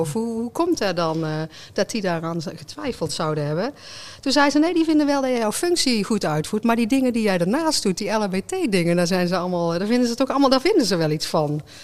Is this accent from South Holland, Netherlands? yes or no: no; North Brabant, Netherlands; als Brabanders